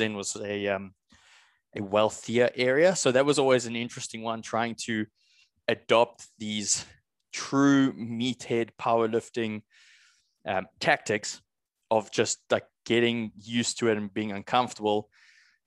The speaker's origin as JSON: {"language": "English", "country": "South Africa", "said": "I come from South Africa"}